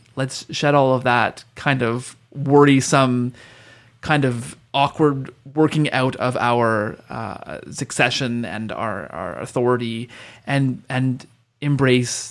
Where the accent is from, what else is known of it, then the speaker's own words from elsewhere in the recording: Canada; as a Canadian